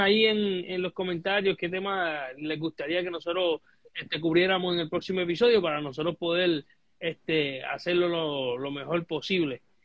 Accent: Puerto Rico; nosotros como puertorriqueños

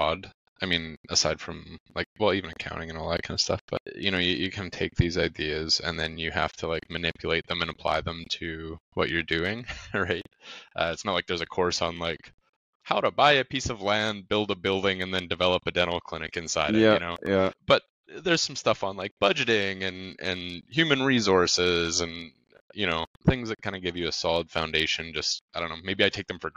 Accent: Grande Prairie, Alberta, Canada; I'm from Grand Prairie originally. I was born and raised here. It's like a city of 70,000 people, big oil and gas city in Alberta, Canada.

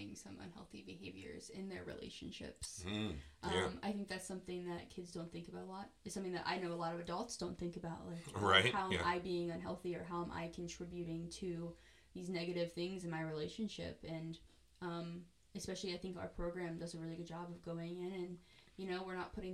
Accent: United States; I grew up in Butler County

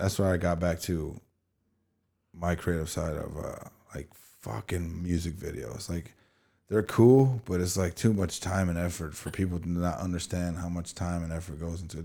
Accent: East Chicago, Indiana, United States; growing up in East Chicago, our, our hometown

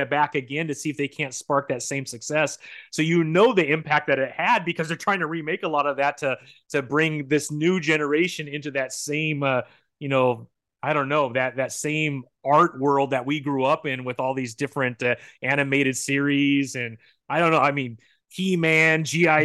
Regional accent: San Bernardino, California, United States; I grew up in San Bernardino, which uh-huh. is kind

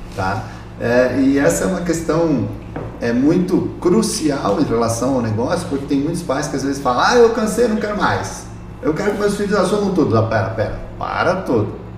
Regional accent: Laranjeiras do Sul, Paraná, Brazil; moved away; Eu sou paranaense, eu nasci numa cidadezinha lá do interior do estado do Paraná, chamada Laranjeiras do Sul

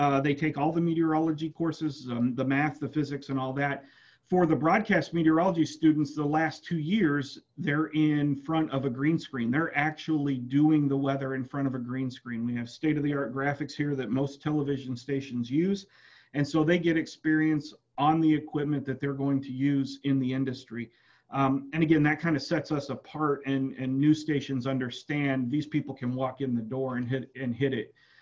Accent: West Central Illinois, United States; moved away as an adult; now in Starkville, United States; I'm from West Central Illinois. My undergraduate degree is from Western Illinois University in meteorology.

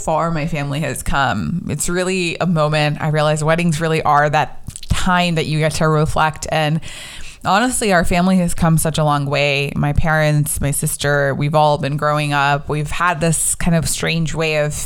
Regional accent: United States; growing up in America, being South Asian

